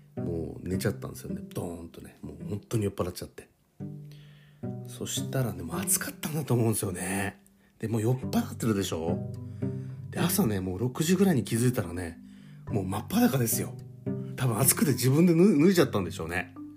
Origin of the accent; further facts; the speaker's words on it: Hokkaido, Japan; moved away; 実家に帰りたいなと思ってます。北海道